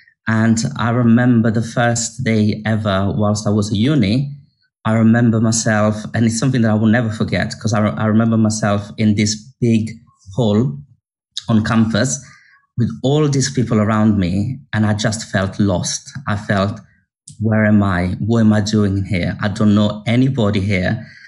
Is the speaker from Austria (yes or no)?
no; Italy; English is a second language; moved away as an adult; now in London, United Kingdom; I was coming from Italy, moving to London, didn't speak English that well